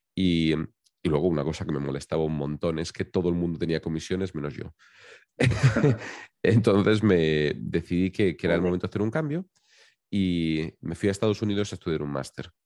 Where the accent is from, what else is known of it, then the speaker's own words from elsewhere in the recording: Valencian Community, Spain; yo soy valenciano, soy de, un pequeño pueblecito que está en la costa del Mediterráneo